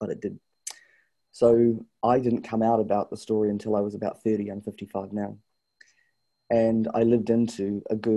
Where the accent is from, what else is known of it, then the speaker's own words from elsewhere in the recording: New Zealand; also born or lived in Canada; I was brought up here in New Zealand